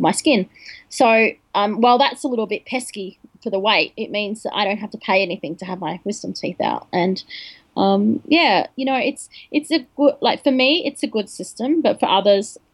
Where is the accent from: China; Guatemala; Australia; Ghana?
Australia; my parents are foreign, and they came to Australia just before I was born